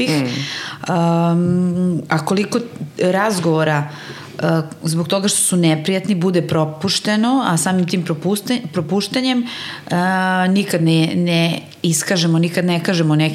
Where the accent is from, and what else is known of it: Serbia